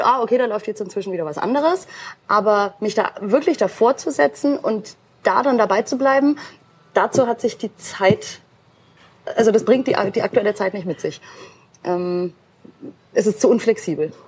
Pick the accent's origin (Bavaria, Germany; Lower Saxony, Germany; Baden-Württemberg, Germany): Bavaria, Germany; Nuremberg; ich habe hier meine Wurzeln, Nürnberg ist meine Heimat und wird immer meine Homebase sein